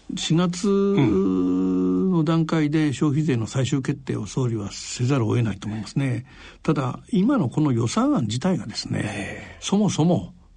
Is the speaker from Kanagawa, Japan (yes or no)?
yes; Yokohama, Kanagawa, Japan; 僕は横浜です